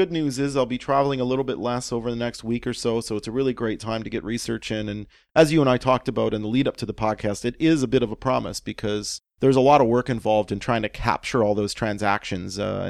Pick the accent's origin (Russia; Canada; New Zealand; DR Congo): Canada; as a Canadian